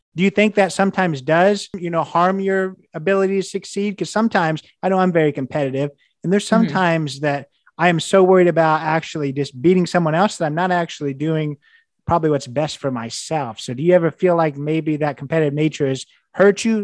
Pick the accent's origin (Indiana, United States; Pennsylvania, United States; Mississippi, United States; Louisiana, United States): Indiana, United States; I'm from Indiana. I would have told you, you know, as an IU grad